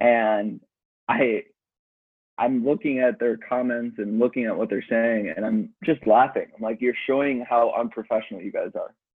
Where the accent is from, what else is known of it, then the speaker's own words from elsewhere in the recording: Chicago, Illinois, United States; moved away as an adult; also born or lived in Milwaukee; I grew up in Chicago. Um, parents moved us out to the suburbs